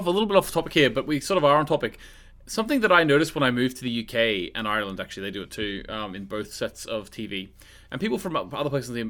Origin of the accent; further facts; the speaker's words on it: Australia; moved away; When I came from Australia, I thought it was so strange